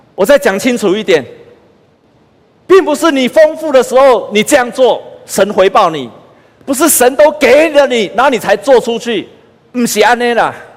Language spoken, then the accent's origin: Chinese; Taiwan; moved away as an adult; also born or lived in United States; 我在台湾读书成绩那么好